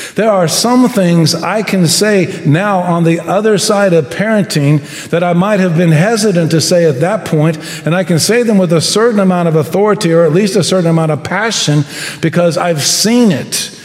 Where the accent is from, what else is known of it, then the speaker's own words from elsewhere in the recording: United States; I love being American